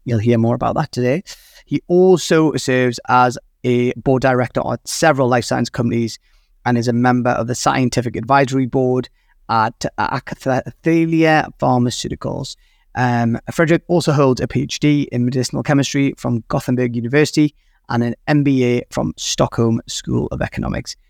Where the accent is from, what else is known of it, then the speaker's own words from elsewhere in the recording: United Kingdom; I am British